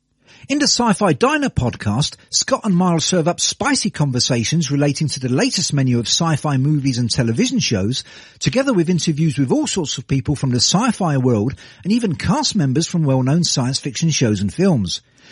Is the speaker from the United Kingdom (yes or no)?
yes; United Kingdom; from the New Forest podcast, and you've probably guessed from my accent that I'm a Brit.